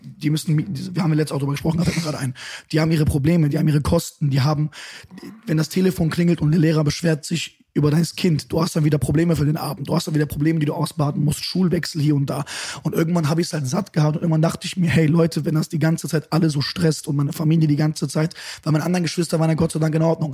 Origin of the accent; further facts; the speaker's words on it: Düsseldorf, North Rhine-Westphalia, Germany; also born or lived in Bonn; Geboren bin ich in Bonn, aber groß geworden in Düsseldorf